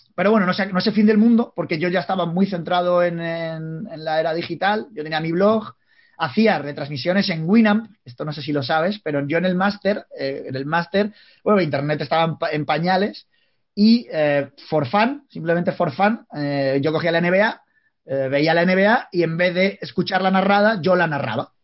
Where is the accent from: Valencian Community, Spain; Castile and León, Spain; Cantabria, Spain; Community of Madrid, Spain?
Castile and León, Spain; Palencia; somos de Palencia